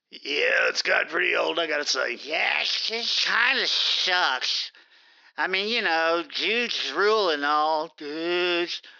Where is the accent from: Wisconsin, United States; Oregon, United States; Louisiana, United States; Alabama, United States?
Louisiana, United States; New Orleans; And I'm from New Orleans.